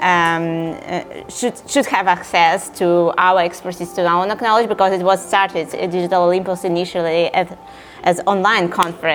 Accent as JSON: {"language": "English", "region": "Saint Petersburg", "country": "Russia", "said": "I'm from Russia"}